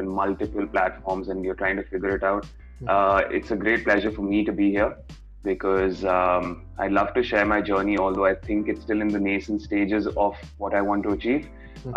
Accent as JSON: {"language": "English", "region": "Delhi", "country": "India", "moved": "as an adult", "lives_now": "Mumbai, India", "said": "I'm from Delhi"}